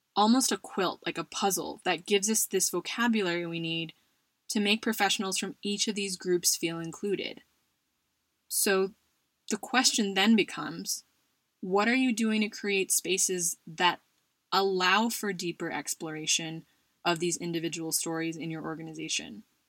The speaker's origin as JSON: {"language": "English", "country": "United States", "moved": "yes", "lives_now": "Spain", "said": "someone who identifies as Asian American, Filipino American to be specific, and is also a minority as an immigrant in Spain"}